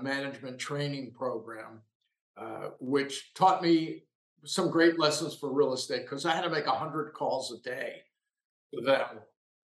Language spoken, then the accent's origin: English; Lower Merion, Pennsylvania, United States; now in Los Angeles, United States; I grew up in Lower Merion, Pennsylvania, which is just outside the Philadelphia city limits